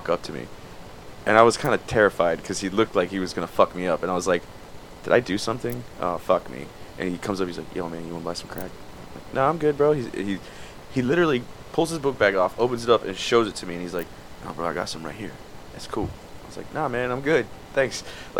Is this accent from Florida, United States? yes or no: yes; Miami, Florida, United States; born or raised there